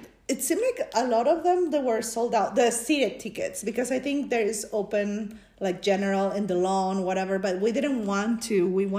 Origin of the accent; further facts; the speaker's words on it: Peru; now in Reno, United States; I was born in Peru, but I've been living in the U.S. since 1998.